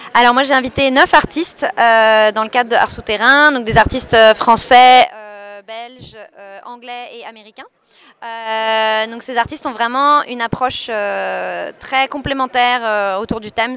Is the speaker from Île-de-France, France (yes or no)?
yes; Paris, Île-de-France, France; moved away as an adult; also born or lived in Montreal; now in Brussels, Belgium; moi je viens de Paris